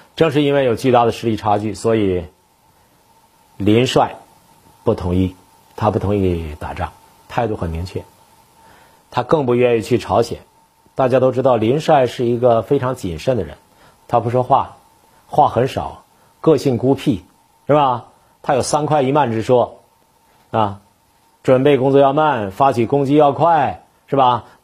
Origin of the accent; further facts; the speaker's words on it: Northeast China, China; 在东北，我们小时候也都戴和四野部的一样的帽子